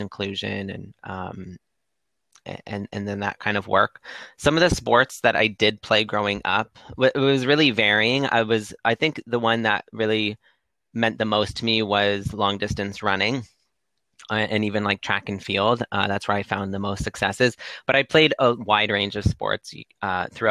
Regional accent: Windsor, Ontario, Canada; moved away as an adult; now in Toronto, Canada; I'm originally from Windsor, Ontario, one of the most southern cities in Canada.

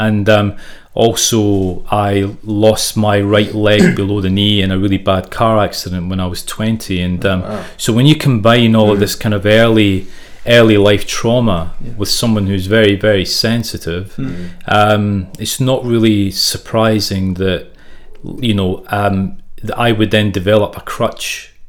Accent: South Africa; also born or lived in Glasgow, United Kingdom / Zimbabwe; I was born in Glasgow, but I grew up in South Africa and Zimbabwe. So when I was nine, my family immigrated to South Africa.

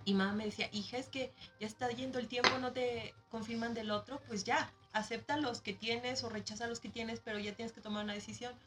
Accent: Mexico; moved away as an adult; also born or lived in Leipzig, Germany; now in Germany; vengo de México

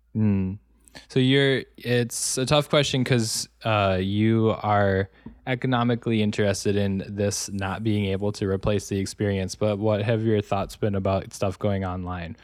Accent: Wisconsin, United States; now in Los Angeles, United States; I grew up in Wisconsin, um, but I saw so much more of it, obviously, when I moved to Los Angeles.

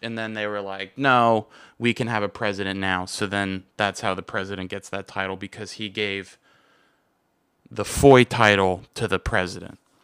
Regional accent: United States; I'm American

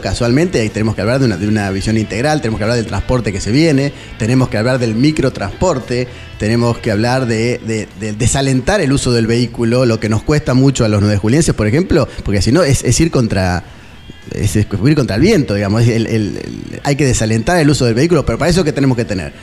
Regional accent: Nueve de Julio, Argentina; somos de la provincia y somos también de Nueve de Julio

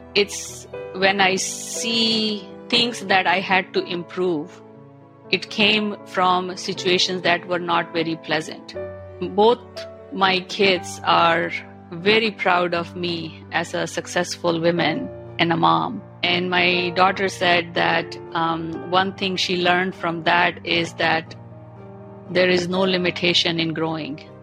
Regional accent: India; moved away as an adult; now in Canada; I'm born and brought up in India

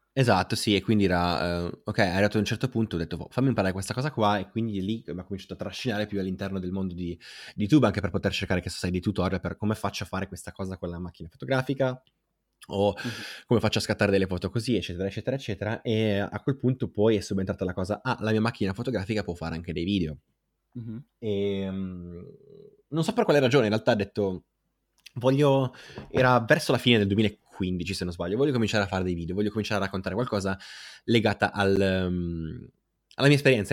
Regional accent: Aosta, Aosta Valley, Italy; vengo dalla Val d'Aosta o se non lo sapevano lo sanno ora, da una piccola città che è Aosta

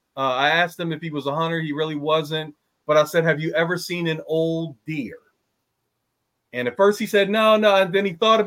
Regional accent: Philadelphia, Pennsylvania, United States; I'm from Philly.

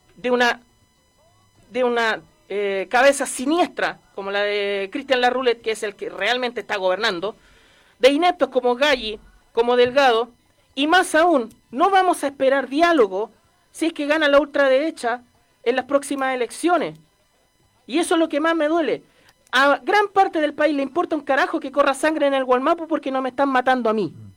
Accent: Chile

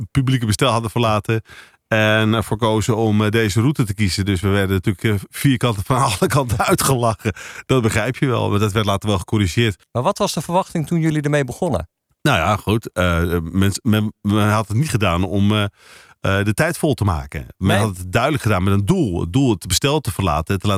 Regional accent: Amsterdam, North Holland, Netherlands; accent: Amsterdam; also born or lived in Rotterdam / Bergen op Zoom / Papendrecht; now in Lisse, Netherlands; Ik ben verhuisd daarna naar Amsterdam, daar ben ik opgegroeid. Dus vandaar die Amsterdamse tongval.

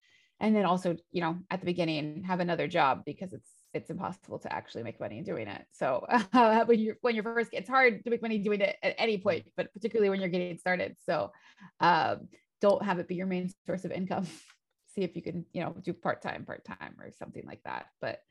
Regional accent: United States; moved away; as an American, because that's what I am

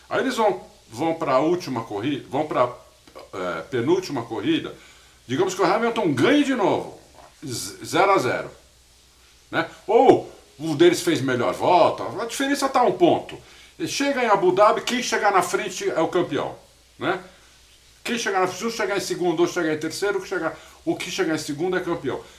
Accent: São Paulo, Brazil; eu sou paulista, torço para time de São Paulo

